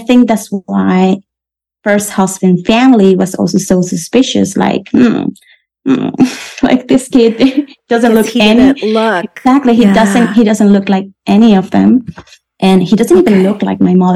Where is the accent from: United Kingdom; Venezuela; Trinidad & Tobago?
Venezuela; English is a second language; moved away as an adult; now in Switzerland; I was born and raised in Venezuela, and now I'm settled in Switzerland